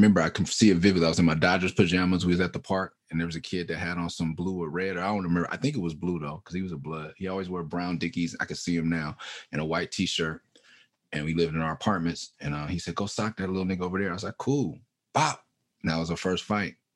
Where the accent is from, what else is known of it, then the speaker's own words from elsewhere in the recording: Los Angeles, California, United States; also born or lived in San Francisco Bay Area; Before anyone said Mid-City on the record, I was from Mid-City